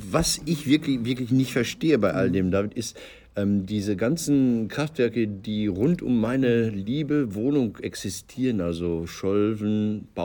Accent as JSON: {"language": "German", "town": "Marl", "region": "North Rhine-Westphalia", "country": "Germany", "tie": "born there", "said": "Meine, meine Geburtsstadt Marl hat 90.000 Einwohner."}